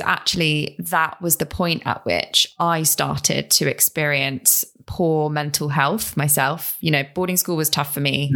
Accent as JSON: {"language": "English", "region": "London", "country": "United Kingdom", "tie": "born or raised there", "also_born_or_lived": "Ipswich", "said": "I grew up in South London, uh, with my mum and my brother, really small family, and I went to a local primary school"}